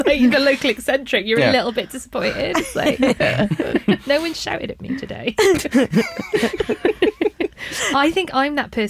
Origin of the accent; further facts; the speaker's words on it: Wales, United Kingdom; I'm from Wales